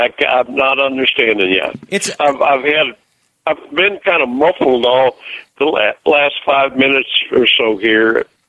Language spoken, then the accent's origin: English; United States; born or raised there